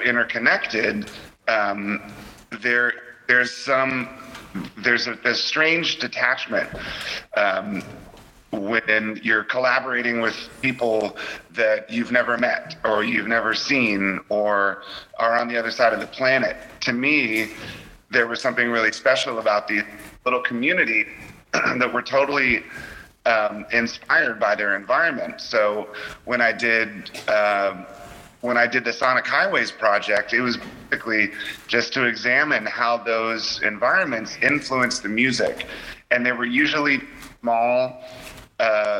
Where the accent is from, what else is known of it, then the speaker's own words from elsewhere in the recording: United States; Growing up outside of Washington, D.C.